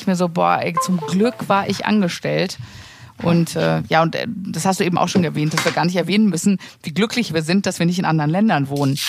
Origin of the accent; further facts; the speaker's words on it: Sauerland, North Rhine-Westphalia, Germany; moved away; ich komme ja aus dem Sauerland und ich bin ja glücklicherweise immer noch da versichert